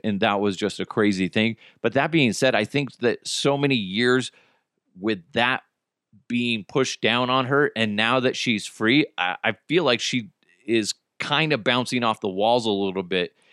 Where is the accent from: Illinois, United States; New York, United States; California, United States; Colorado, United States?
Colorado, United States; Broomfield; my old house where I grew up in Broomfield